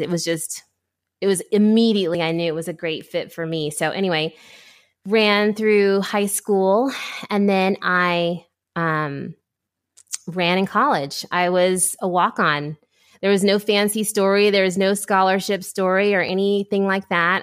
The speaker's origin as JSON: {"language": "English", "region": "Ohio", "country": "United States", "tie": "born or raised there", "said": "grew up in Ohio"}